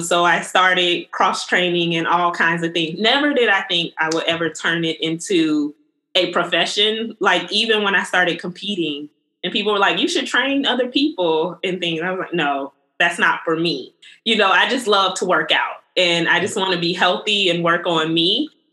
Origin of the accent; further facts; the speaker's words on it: the South, United States; growing up in the South